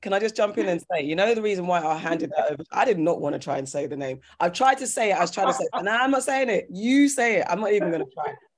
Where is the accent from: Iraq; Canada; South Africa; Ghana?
Ghana; I'm Ghanaian